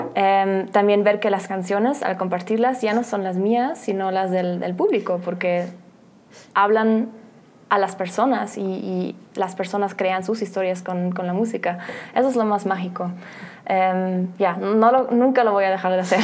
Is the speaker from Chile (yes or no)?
no; Germany; Spanish is a second language; moved away; nací por casualidad en Alemania.